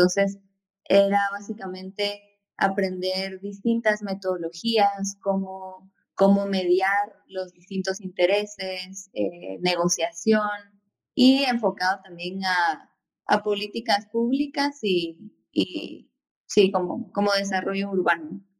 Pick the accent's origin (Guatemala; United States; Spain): Guatemala; eh, guatemalteca, arquitecta y urbanista